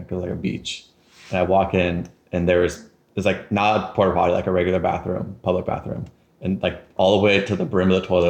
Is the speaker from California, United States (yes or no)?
yes; Roseville, California, United States; also born or lived in Auburn, California; growing up in Auburn and Roseville, they had nicer bathrooms and public places than Sacramento does because it's a smaller city.